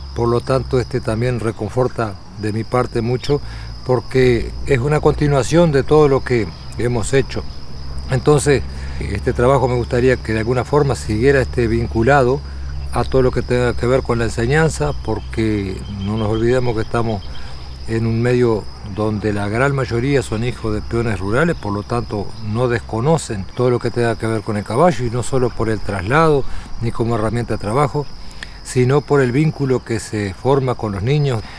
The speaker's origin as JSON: {"language": "Spanish", "region": "Tacuarembó", "country": "Uruguay", "tie": "born or raised there", "said": "Nací en el Hospital Regional de Tacuarembó"}